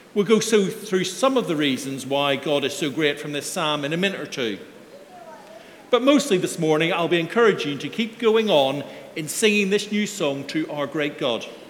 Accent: Belfast, Northern Ireland, United Kingdom; moved away; my Sunday school growing up in Belfast

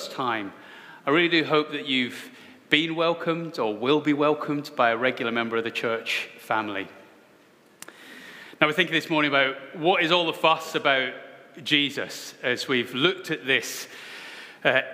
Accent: Scotland, United Kingdom; as a Scotsman

